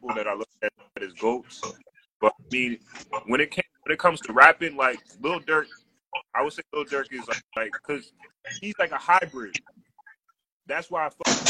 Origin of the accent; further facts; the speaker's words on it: Minneapolis, Minnesota, United States; now in Chicago, United States; I'm originally from Minneapolis